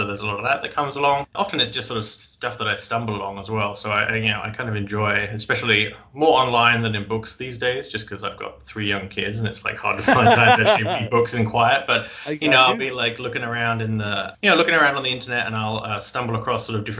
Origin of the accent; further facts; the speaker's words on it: United Kingdom; moved away as an adult; also born or lived in Scotland; now in Maine, United States; I am not from New England originally. I am from Old England. I grew up just outside of London, but I've been living in Maine for about 10 years now.